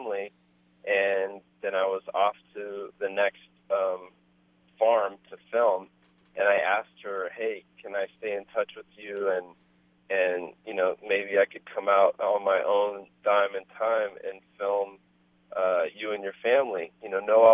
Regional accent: Berkeley, California, United States; as a kid growing up in Berkeley

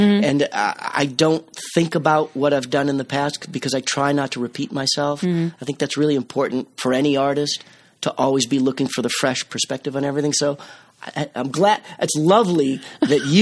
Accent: Cape Cod, Massachusetts, United States; also born or lived in Boston; I grew up on Cape Cod

